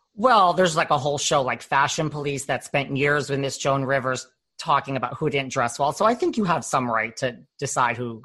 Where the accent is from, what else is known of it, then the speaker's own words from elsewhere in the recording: New York, United States; I'm from New York